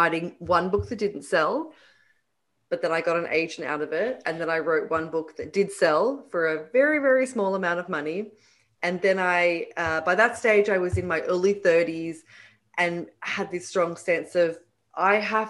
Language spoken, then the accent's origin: English; Sydney, New South Wales, Australia; moved away as an adult; now in New York, United States; Sydney is my hometown.